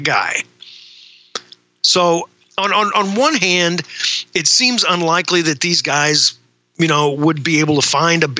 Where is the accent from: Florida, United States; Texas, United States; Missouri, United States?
Missouri, United States; I'm from Missouri. In fact, I still live here.